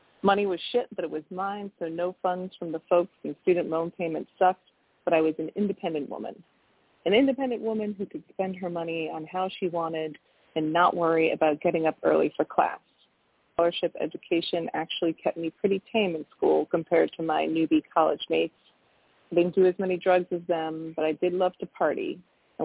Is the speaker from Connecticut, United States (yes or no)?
yes; Connecticut, United States; now in Washington, D.C., United States; I'm originally from Connecticut, but I've lived in D.C. for like 28 years